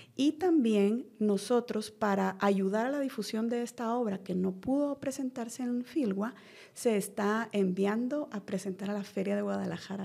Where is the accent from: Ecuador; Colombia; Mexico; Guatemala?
Guatemala; como guatemaltecos